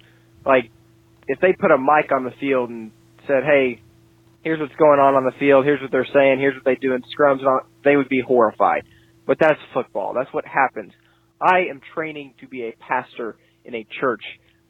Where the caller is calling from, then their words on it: Tulsa, Oklahoma, United States; I'm calling from Tulsa, Oklahoma.